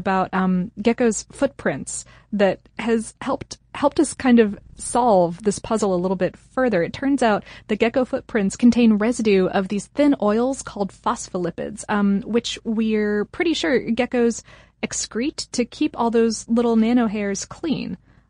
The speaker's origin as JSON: {"language": "English", "town": "Akron", "region": "Ohio", "country": "United States", "tie": "born there", "said": "I was born in Akron, so I needed to point it out."}